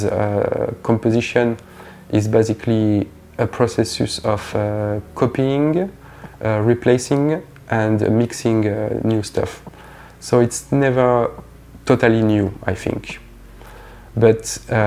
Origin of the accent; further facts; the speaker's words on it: Provence-Alpes-Côte d'Azur, France; from Provence